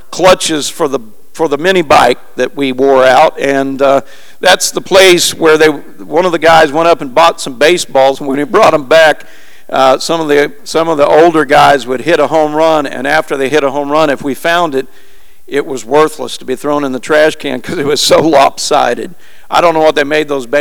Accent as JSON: {"language": "English", "town": "Springfield", "region": "Missouri", "country": "United States", "tie": "born or raised there", "moved": "yes", "said": "I'm a long ways from home. My hometown is Springfield, Missouri."}